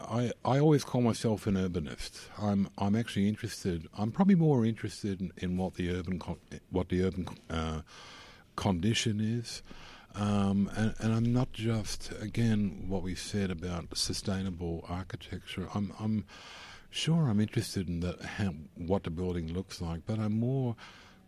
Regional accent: Australia; as an Australian

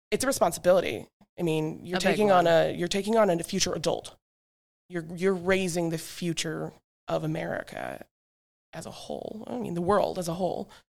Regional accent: Alaska, United States; also born or lived in Montana; now in Simsbury, United States; I grew up in Alaska and Montana for the majority, so I'm a very outdoor wildling, nature friendly, horses, animals, farms.

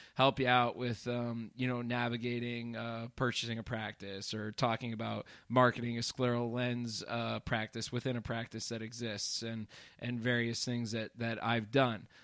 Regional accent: northeastern Pennsylvania, United States; swore I would not return to my hometown, and, and here I am in little, uh, northeastern Pennsylvania

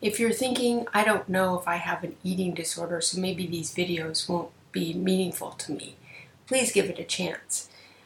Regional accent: Canada; I'm a Canadian psychotherapist

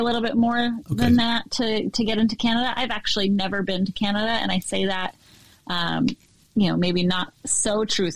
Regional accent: New York, United States; moved away as an adult; also born or lived in Connecticut; now in Maine, United States; I grew up in New York State and lived there for almost my whole life until I moved to Connecticut

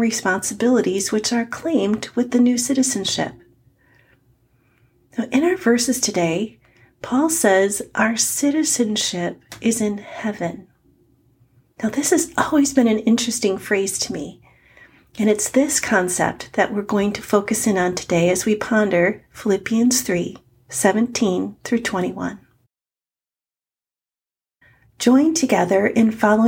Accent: United States; I am in America as an American

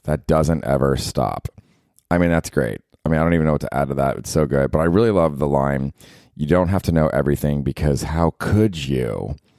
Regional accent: Tampa, Florida, United States; now in New York, United States; I'm from Tampa

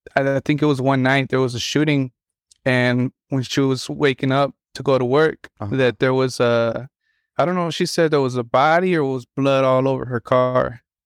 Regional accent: Chicago, Illinois, United States; born there; now in Humboldt, United States; So I was born in Chicago, but my parents, at like when I was 6 months old

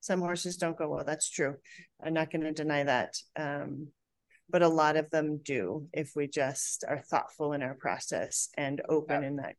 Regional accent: Colorado, United States; I'm from Colorado, right?

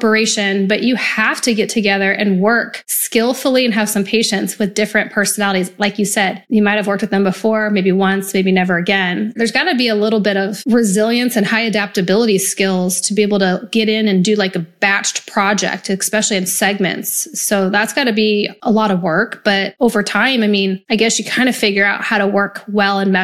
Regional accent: Nebraska, United States; I grew up in Nebraska, so UP, Union Pacific, held great jobs

